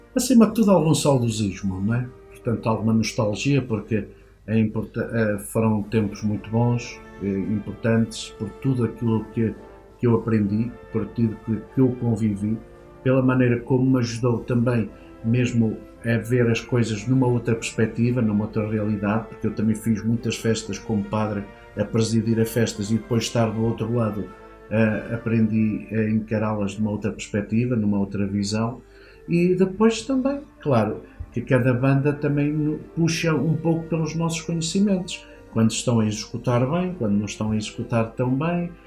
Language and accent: Portuguese; Manteigas, Centro, Portugal; da vila de onde eu sou originário, que é Manteigas